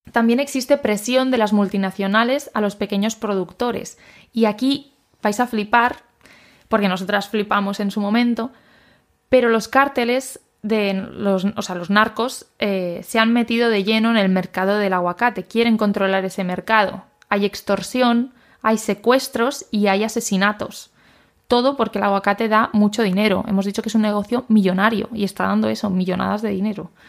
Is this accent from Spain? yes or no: yes; Spain